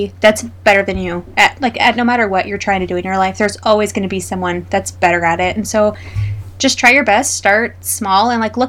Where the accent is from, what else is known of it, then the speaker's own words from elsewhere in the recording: Idaho, United States; we're from Idaho.